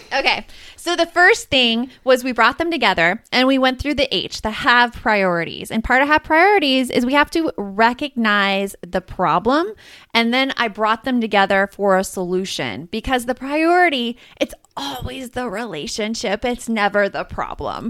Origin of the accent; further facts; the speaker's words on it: Tucson, Arizona, United States; I grew up in Tucson, just, like, a few hours south of Phoenix